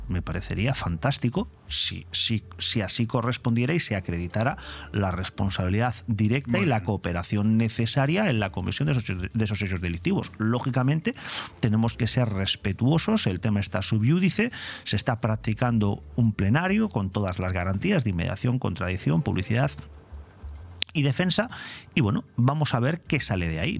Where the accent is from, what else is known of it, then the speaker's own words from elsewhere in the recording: Spain; como español